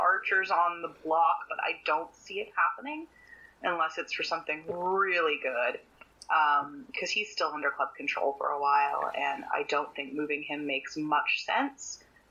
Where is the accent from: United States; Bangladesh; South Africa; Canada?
Canada; As a Canadian